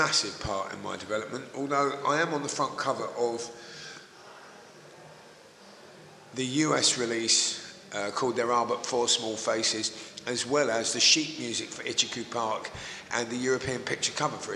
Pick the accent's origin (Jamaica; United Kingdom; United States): United Kingdom; Woodford, London; also born or lived in Leytonstone; I was born in Woodford. I was actually born in Leytonstone, but I spent my early life in Woodford.